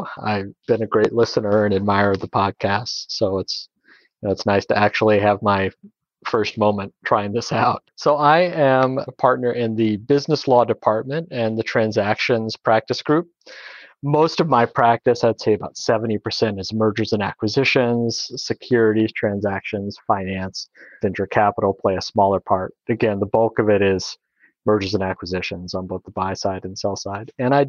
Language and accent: English; Slidell, Louisiana, United States; also born or lived in Kenner, United States; I grew up in Kenner, which is a small suburb outside of New Orleans, until I was about five. That's where the New Orleans airport is. And then we moved across Lake Pontchartrain to Slidell